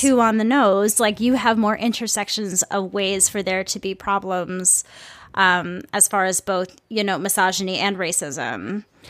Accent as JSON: {"language": "English", "town": "Saint Paul", "region": "Minnesota", "country": "United States", "said": "I'm from the Midwest, I'm from Minnesota, I am from a city that is very, very metropolitan."}